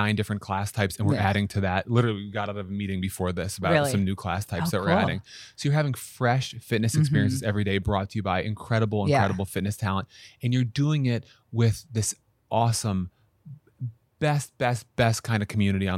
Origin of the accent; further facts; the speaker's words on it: Syracuse, New York, United States; now in New York, United States; I'm from Syracuse, New York. You know, we grew up exercising